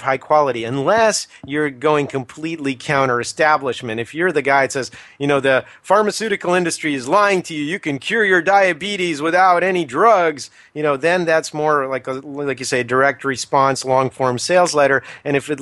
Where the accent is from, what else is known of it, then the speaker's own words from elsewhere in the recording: United States; us Americans